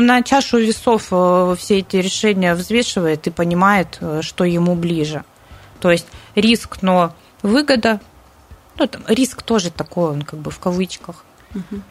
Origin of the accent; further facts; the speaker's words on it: Siberia, Russia; now in Sochi, Russia; Мы, в принципе, сибиряки